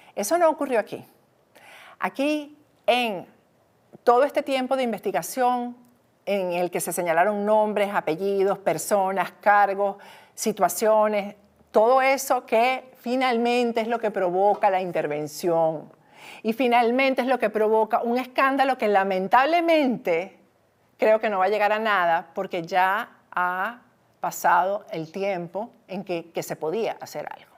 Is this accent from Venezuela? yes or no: yes; Venezuela; moved away; como venezolana, periodista, exiliada, perseguida por el régimen de Maduro